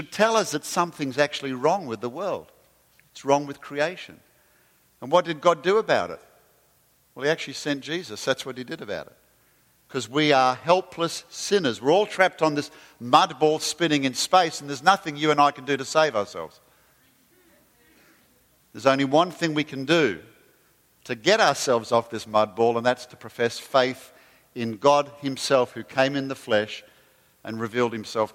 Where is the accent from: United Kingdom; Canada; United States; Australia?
Australia; moved away; don't call me English, because I'm Australian